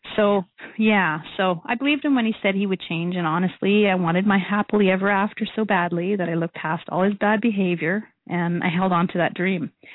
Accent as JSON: {"language": "English", "town": "Saskatoon", "region": "Saskatchewan", "country": "Canada", "moved": "yes", "lives_now": "Calgary, Canada", "said": "I'm from Saskatoon, and uh, I currently live in Calgary."}